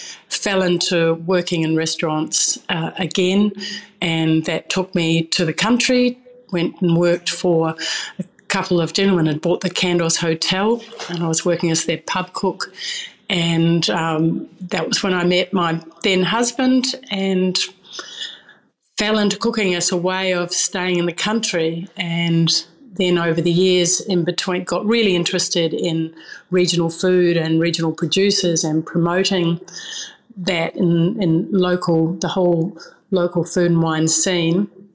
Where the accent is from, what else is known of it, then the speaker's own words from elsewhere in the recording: New Zealand; because I'm a New Zealander, we would go and dig for tours, and that would be one of the weekly meals as well.